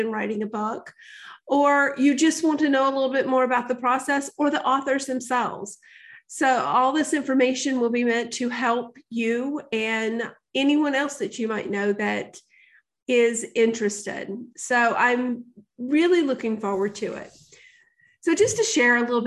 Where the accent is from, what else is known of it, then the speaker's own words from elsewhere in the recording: the South, United States; I grew up in the South